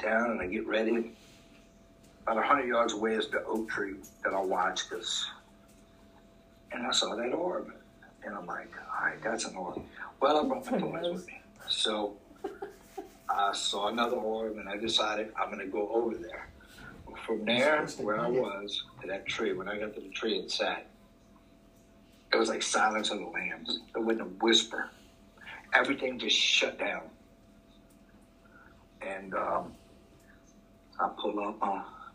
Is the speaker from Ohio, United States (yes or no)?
no; Louisiana, United States; I'm from Louisiana, which is a very wet place